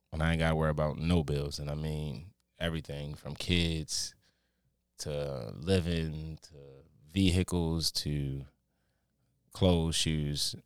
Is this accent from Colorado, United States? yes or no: no; Baltimore, Maryland, United States; I'm born and raised from Baltimore